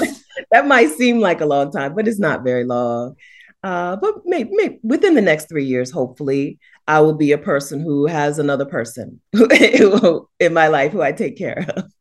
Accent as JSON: {"language": "English", "country": "United States", "said": "as an American woman"}